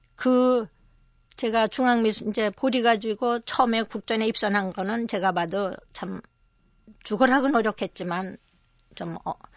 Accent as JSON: {"language": "Korean", "region": "Seoul", "country": "South Korea", "tie": "born or raised there", "also_born_or_lived": "Okcheon, North Chungcheong", "said": "저는 이제 서울에서 태어나서 그때 피난 생활을 한 1년 한 반 정도 한 거 외에는 서울에서만 네. 종로구 익선동에서"}